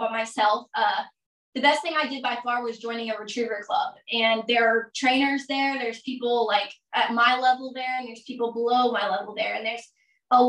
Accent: Claremore, Oklahoma, United States; I'm actually from Claremore, Oklahoma

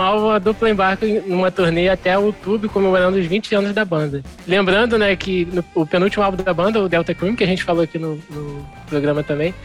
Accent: Brazil; como brasileiros ou como não americanos

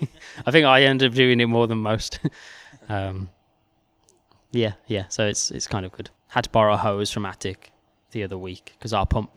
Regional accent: Wolverhampton, West Midlands, United Kingdom; Like obviously I'm from Wolverhampton and I'd been in London for the past sort of 6 years or so.

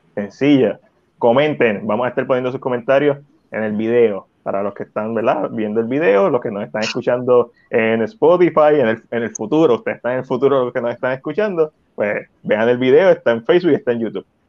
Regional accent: San Juan, Puerto Rico; yo me crié en Coupey

